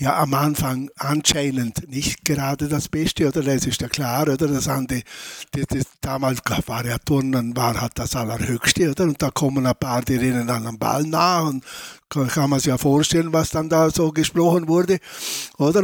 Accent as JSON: {"language": "German", "town": "Lustenau", "region": "Vorarlberg", "country": "Austria", "tie": "born or raised there", "said": "Also ich bin in Lustenau geboren, in der Lustenau in die Schule gegangen"}